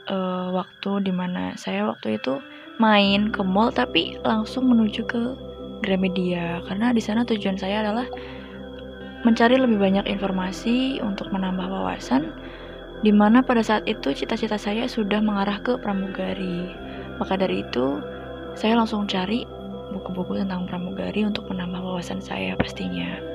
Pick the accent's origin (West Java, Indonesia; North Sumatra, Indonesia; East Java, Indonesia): West Java, Indonesia; Ciamis; now in Purwokerto, Indonesia; Asal saya dari Ciamis, Jawa Barat dan saat ini saya bekerja sebagai train attendant atau biasa disebut dengan pramugari kereta api di Daop 5 Purwokerto.